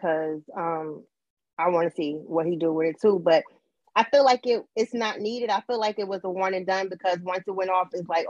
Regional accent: New Jersey, United States; I'm from Jersey.

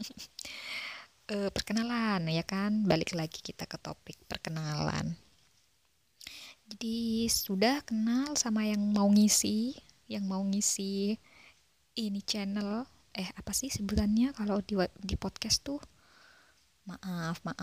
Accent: East Java, Indonesia; jadi aku mam um, aku dari Jawa Timur sebuah daerah di Jawa Timur sana

